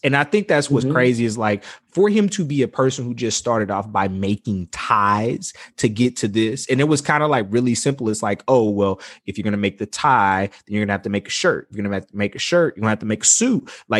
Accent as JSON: {"language": "English", "town": "Mobile", "region": "Alabama", "country": "United States", "tie": "born or raised there", "said": "growing up in Mobile, we wore uniforms in high school."}